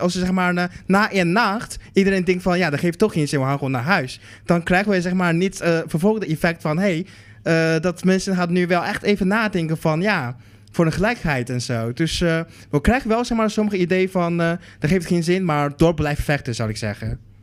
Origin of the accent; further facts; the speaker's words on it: Netherlands; ik kom uit, ik kom uit Nederland.